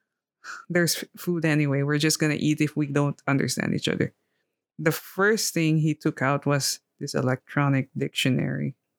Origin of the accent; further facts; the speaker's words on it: Philippines; moved away as an adult; also born or lived in France / Poland; now in Italy; growing up in the Philippines, I had a lot of exposure with different languages